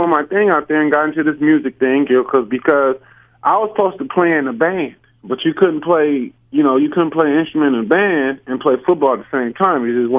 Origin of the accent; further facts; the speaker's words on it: California, United States; moved away as an adult; I'm from Cali, you know. So I'm from Cali.